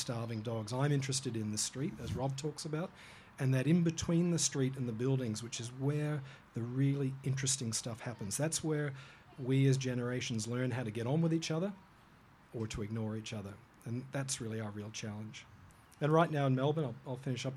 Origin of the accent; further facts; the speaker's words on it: Hong Kong; now in Australia; I was born in Hong Kong and grew up there